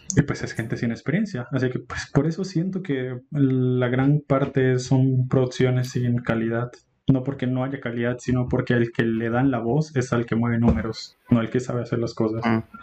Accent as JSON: {"language": "Spanish", "country": "Colombia"}